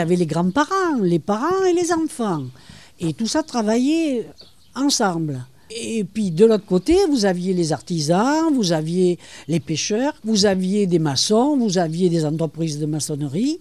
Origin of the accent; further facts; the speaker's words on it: Bordeaux, Nouvelle-Aquitaine, France; moved away as an adult; also born or lived in Bassens, Gironde; now in Cap Ferret, France; je suis née à Bassins, girondins ah. Je suis une Girondine et puis école, collège, tout ça, c'est Bordeaux.